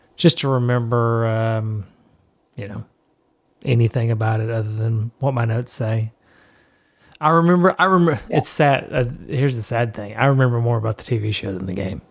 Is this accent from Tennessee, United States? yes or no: yes; Tennessee, United States; I am from Tennessee